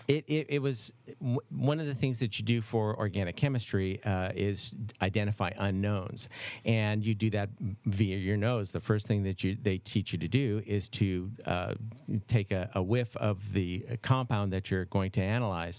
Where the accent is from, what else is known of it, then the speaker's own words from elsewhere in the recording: Detroit, Michigan, United States; also born or lived in Los Angeles; now in Napa Valley, United States; I'm originally from Detroit